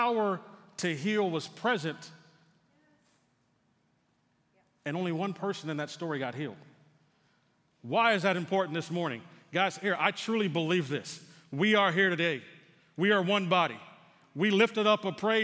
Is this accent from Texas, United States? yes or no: yes; San Antonio, Texas, United States; moved away; Being from San Antonio, there's a radio station that I still listen to from time to time to listen to the local news in my hometown